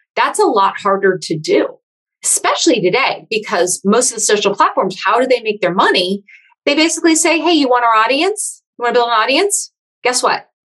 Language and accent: English; Silicon Valley, California, United States; I am from Silicon Valley originally.